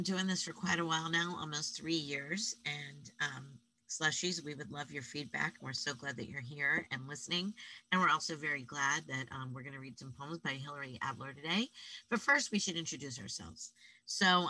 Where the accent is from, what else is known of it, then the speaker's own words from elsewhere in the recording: Pittsburgh, Pennsylvania, United States; moved away; growing up in Pittsburgh, we do not have weather change that quickly.